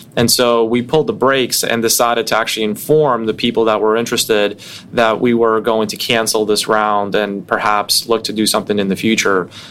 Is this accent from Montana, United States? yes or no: no; New York City, New York, United States; also born or lived in Russia; I grew up in Brooklyn when hip hop was becoming mainstream